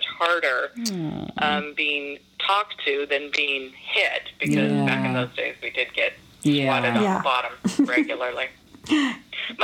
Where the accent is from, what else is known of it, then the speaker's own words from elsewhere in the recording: San Jose, California, United States; I was born in San Jose, California